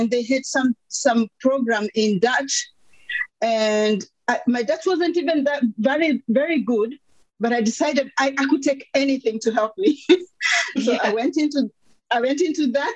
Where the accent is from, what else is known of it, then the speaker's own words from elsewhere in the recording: Kenya; moved away as an adult; also born or lived in Netherlands / Luxembourg; now in Belgium; I'm from Kenya, grew up a rural girl, a preacher's kid